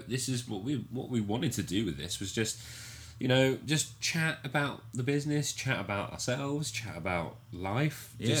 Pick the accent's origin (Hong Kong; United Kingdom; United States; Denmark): United Kingdom; Somerset, South West England; we're both from Somerset.